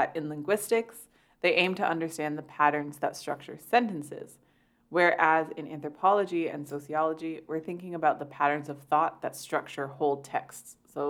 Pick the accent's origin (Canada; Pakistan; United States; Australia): Canada; I'm Canadian